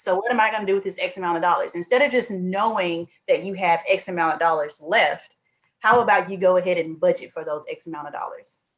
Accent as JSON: {"language": "English", "region": "Mississippi", "country": "United States", "moved": "yes", "lives_now": "Houston, United States", "said": "I'm from Mississippi, but I'm currently in Houston, Texas."}